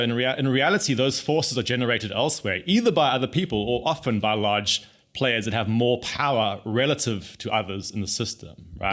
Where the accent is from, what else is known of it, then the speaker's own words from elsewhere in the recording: South Africa; I grew up in South Africa